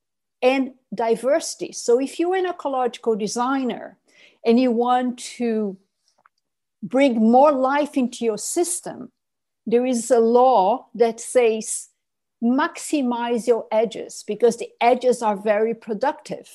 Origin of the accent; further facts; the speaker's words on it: Brazil; in my home country, when Cerrado, which is savanna, meets tropical forest